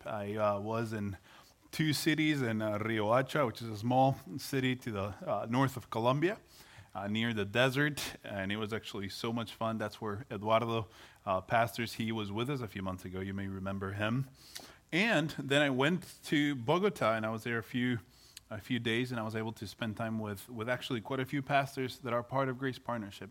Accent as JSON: {"language": "English", "country": "Guatemala", "tie": "born or raised there", "moved": "yes", "said": "I am, you know, originally from Guatemala. I was born and raised in Guatemala"}